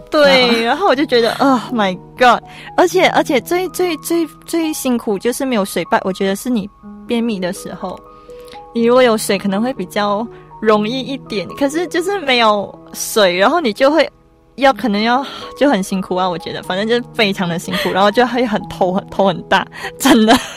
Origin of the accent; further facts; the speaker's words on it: Malaysia; moved away as an adult; now in Taiwan; 同时我也是来自马来西亚的同学